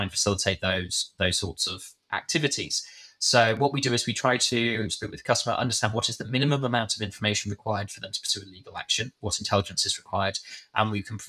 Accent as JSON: {"language": "English", "country": "United Kingdom", "said": "I was British"}